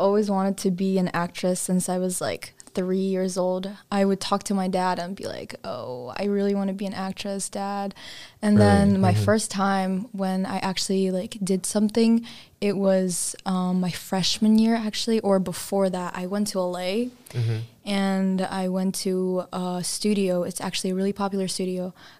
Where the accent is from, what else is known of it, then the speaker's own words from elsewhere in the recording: Kazakhstan; now in United States; because I wasn't born here and it's not my country. My home country is Kazakhstan, and I want to be remembered by those people.